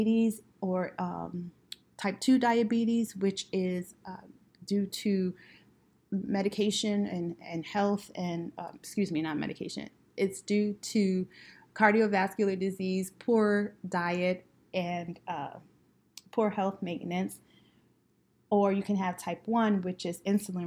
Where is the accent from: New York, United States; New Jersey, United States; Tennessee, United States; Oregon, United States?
New York, United States; New York City; growing up in Brooklyn